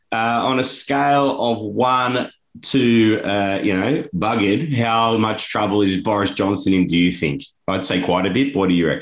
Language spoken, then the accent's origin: English; Australia; and unfortunately as an Australian, we know quite a bit about leadership challenges